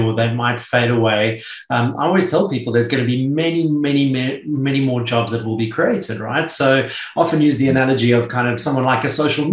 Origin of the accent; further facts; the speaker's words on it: South Africa; also born or lived in United Kingdom / United States; now in Sydney, Australia; I grew up in South Africa and then I was in the UK for a long time, spent some time in the US, but you and I have both found our way down to Sydney, Australia